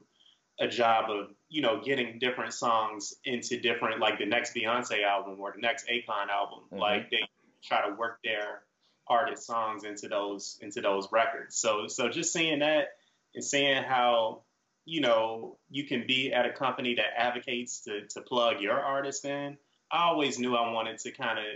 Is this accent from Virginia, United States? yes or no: yes; Richmond, Virginia, United States; I'm from Richmond, Virginia. That's down south